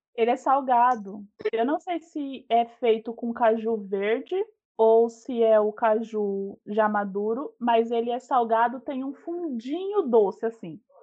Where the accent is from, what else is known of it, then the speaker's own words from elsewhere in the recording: São Paulo, Brazil; moved away as an adult; also born or lived in Salvador, Bahia; now in São Francisco do Conde, Brazil; eu tenho 27 aninhos e sou de São Paulo. Moro em São Paulo boa parte da minha vida